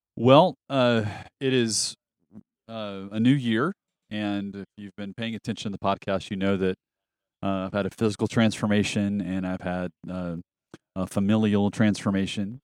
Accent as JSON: {"language": "English", "region": "the South", "country": "United States", "tie": "born or raised there", "also_born_or_lived": "rural Alabama / Metro Atlanta", "moved": "as an adult", "lives_now": "Nashville, United States", "said": "I was born and raised in the South"}